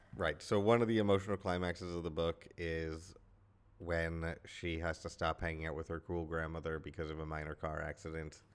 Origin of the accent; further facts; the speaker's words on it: United States; being American, being male, and being the same age as her